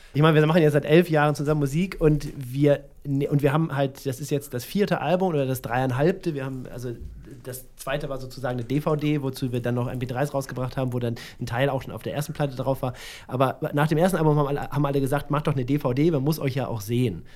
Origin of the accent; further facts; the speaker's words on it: Northern Germany, Germany; ich komme ja auch aus dem Norden, und, also aus der Nähe von Hamburg